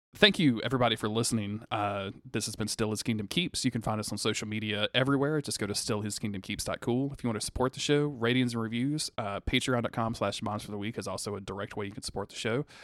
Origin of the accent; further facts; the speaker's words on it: the South, United States; growing up in the South